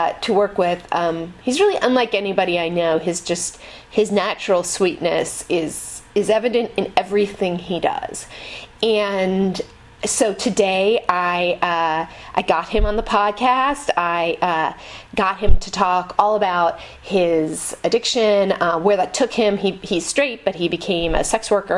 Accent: Marin, California, United States; I'm from Marin

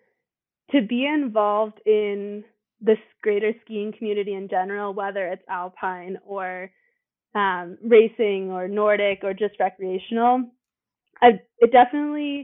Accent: Steamboat Springs, Colorado, United States; also born or lived in Denver, Colorado; my family used to drive up to Steamboat every weekend to go skiing, starting when I was two

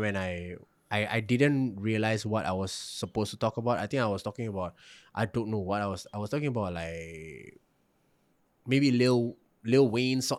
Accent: Singapore; also born or lived in Malacca, Malaysia; I was also being resented for being Singaporean

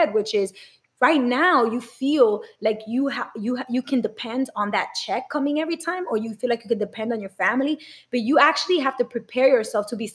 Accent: New York City, New York, United States; also born or lived in Providence; I grew up in New York City

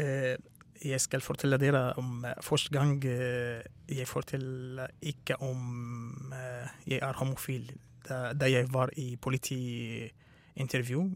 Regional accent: Syria; Norwegian is a second language; moved away as an adult; also born or lived in Russia; now in Norway; jeg kommer fra Syria.

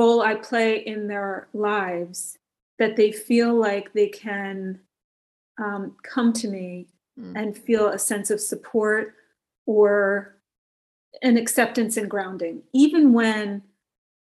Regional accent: New Jersey, United States; moved away; I'm originally from New Jersey

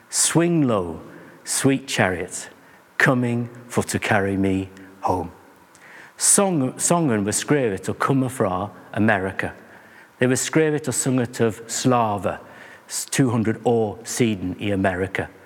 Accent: England, United Kingdom; Norwegian is a second language; Jeg er en engelskmann, som du kanskje hører. Og engelskmenn liker mange rare idrett og sport.

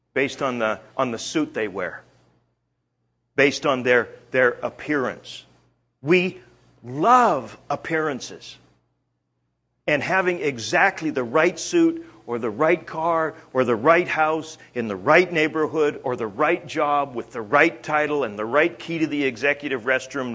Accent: Canada; I'm Canadian.

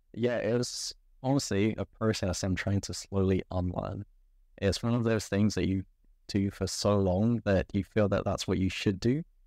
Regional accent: England, United Kingdom; I was born in England.

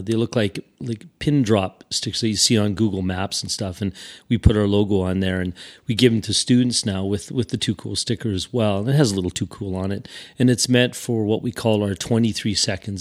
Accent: Regina, Saskatchewan, Canada; I'm from Regina

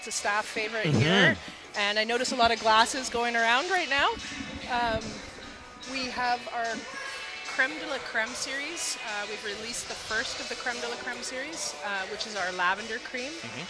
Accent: Langley, British Columbia, Canada; I'm from Langley. I went to the KPU program.

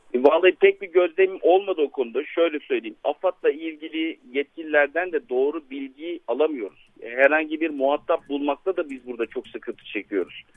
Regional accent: İslahiye / Nurdağı, Gaziantep, Turkey; benim memleketim Yavur Dağı'nın eteklerinde diye tabir edebileceğimiz İsrail'in Nur Dağı'na

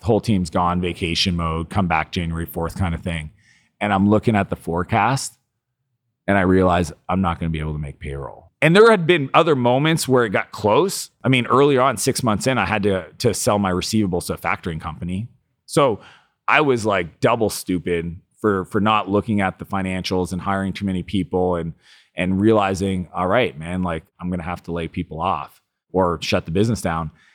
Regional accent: Canada; I'm Canadian

